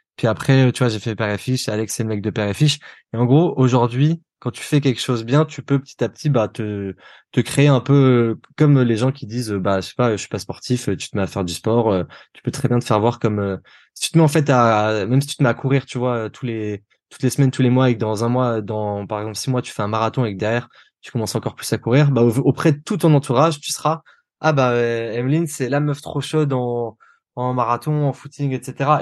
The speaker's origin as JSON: {"language": "French", "town": "Nice", "region": "Provence-Alpes-Côte d'Azur", "country": "France", "moved": "yes", "said": "je viens de Nice"}